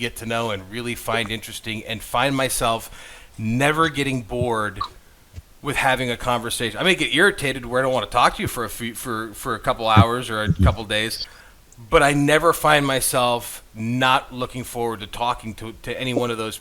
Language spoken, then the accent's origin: English; Kingsford, Michigan, United States; also born or lived in Crystal Falls, Michigan; I moved from Crystal Falls to Kingsford, Michigan